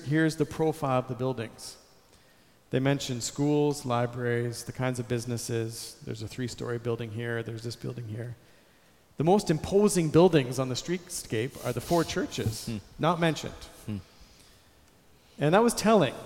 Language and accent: English; Canada; I'm a Canadian. I grew up in Canada.